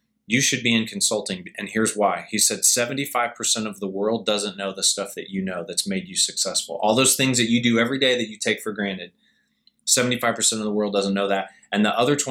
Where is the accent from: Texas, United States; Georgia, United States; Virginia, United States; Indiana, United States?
Indiana, United States; moved away as an adult; also born or lived in Colorado; born and raised in Indiana, graduate of IU, graduated in 93.